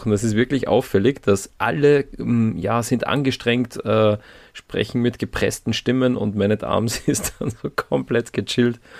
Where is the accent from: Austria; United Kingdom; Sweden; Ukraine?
Austria; sagen wir jetzt als Österreicher eher nicht so, aber zumindest kennen wir es.